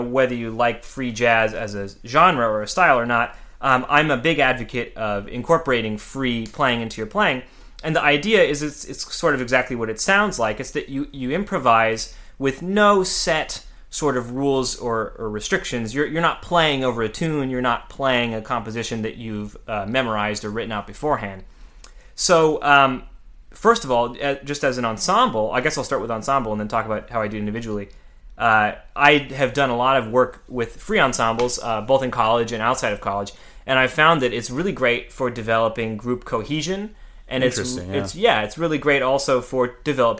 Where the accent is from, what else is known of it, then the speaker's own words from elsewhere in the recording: Central California, United States; moved away as an adult; also born or lived in Mojave Desert, California / Los Angeles / New York; I'm from a small town in California in the Mojave Desert, and I grew up in Central California.